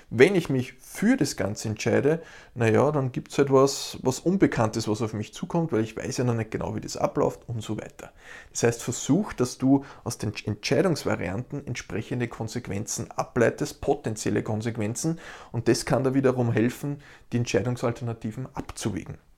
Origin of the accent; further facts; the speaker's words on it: Austria; Ich als Österreicher will beispielsweise nach Hamburg fliegen.